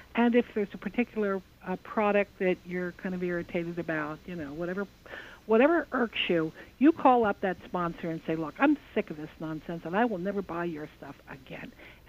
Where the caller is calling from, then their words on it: New Jersey, United States; I come from Western New Jersey